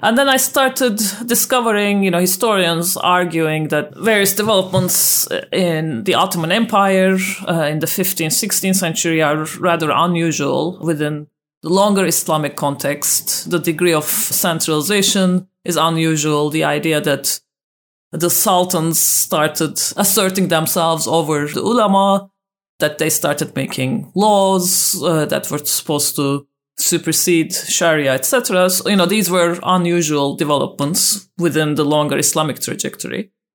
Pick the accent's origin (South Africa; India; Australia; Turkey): Turkey; I grew up in Turkey myself